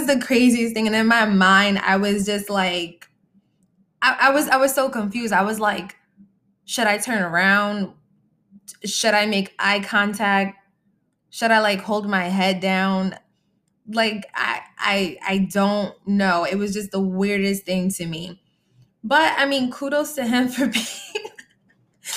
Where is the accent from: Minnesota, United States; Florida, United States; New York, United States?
New York, United States; Freeport; I'm from Freeport